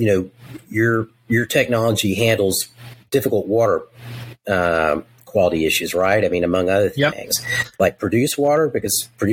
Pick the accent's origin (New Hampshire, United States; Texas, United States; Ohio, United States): Texas, United States; I'm from Texas